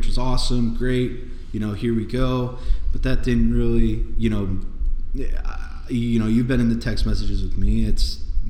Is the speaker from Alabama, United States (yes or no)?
no; Scranton, Pennsylvania, United States; I'm from Scranton, PA.